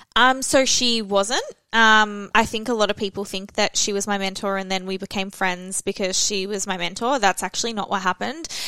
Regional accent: Australia; Felicity and I were the only Australians

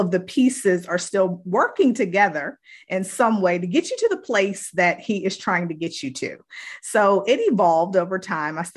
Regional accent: Virginia, United States; moved away as an adult; now in North Carolina, United States; I am originally from Virginia, but I have been living in North Carolina for the last 20 years. I came here 20 years ago for college um, because my background is in education. And so I have been here ever since.

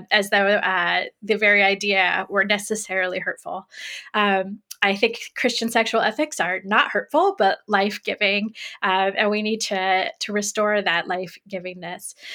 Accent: Greenfield, Indiana, United States; moved away as an adult; also born or lived in North Carolina; now in Illinois, United States; I grew up in Greenfield, Indiana.

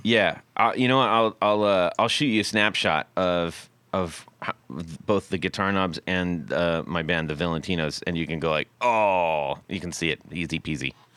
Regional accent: West Coast, United States; growing up on the West Coast

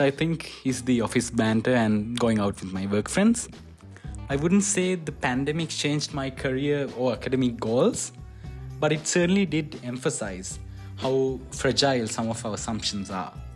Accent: Sri Lanka; from Sri Lanka

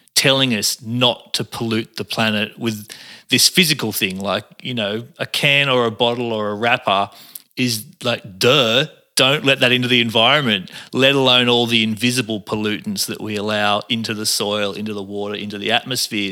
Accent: Cairns, Queensland, Australia; moved away; also born or lived in Arimba / Bondi, Sydney; I grew up on, in Cairns. I, I was born in Cairns

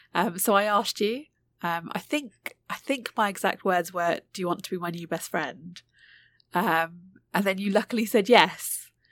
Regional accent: United Kingdom; born and raised, um, in the U K, but, um, of Indian heritage

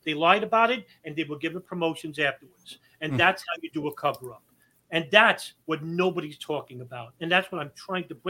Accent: New York City, New York, United States; I'm a New Yorker

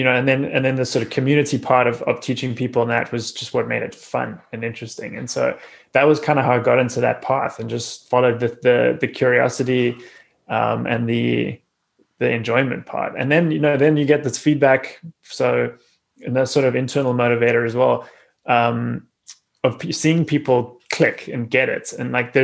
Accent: South Africa; growing up in South Africa, where I did

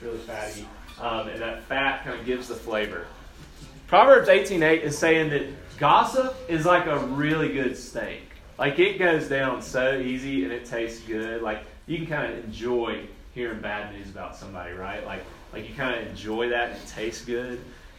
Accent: Brookhaven, Mississippi, United States; accent: southern; also born or lived in Spokane / Chicago; So I told y'all yesterday, I grew up in Brookhaven, Mississippi. Brookhaven's a small town, pretty country. Like, yeah, I did a lot of redneck things growing up. I had a pretty thick southern accent growing up.

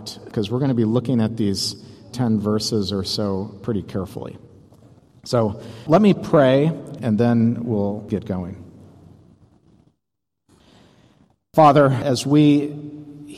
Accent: St. Paul, Minnesota, United States; I'm from St. Paul, Minnesota

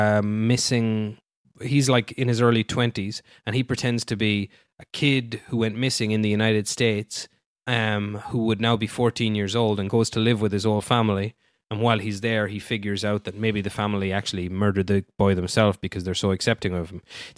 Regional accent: Ireland; I guess because I'm Irish.

